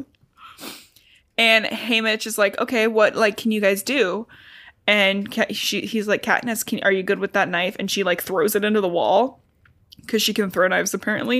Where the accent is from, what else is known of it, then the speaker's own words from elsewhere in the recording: Cincinnati, Ohio, United States; we're from Ohio and we border Kentucky